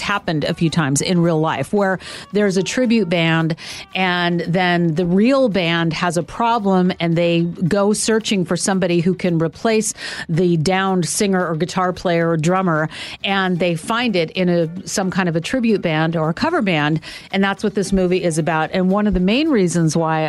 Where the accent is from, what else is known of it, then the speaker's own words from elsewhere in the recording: Sacramento, California, United States; when I was a rock DJ in Sacramento, my hometown at KRXQ